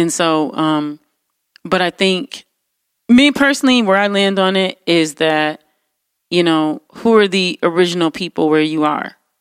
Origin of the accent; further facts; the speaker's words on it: New York City, New York, United States; growing up in New York City